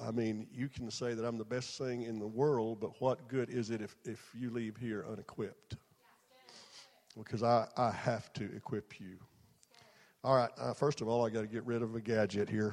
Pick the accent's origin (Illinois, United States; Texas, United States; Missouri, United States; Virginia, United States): Texas, United States; I was raised in Texas